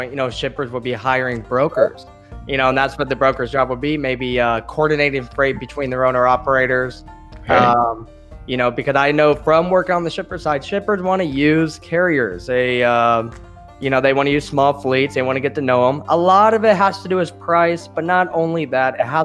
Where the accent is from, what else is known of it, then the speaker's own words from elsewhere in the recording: Champaign, Illinois, United States; I come from Champaign, Urbana, Illinois, which is central Illinois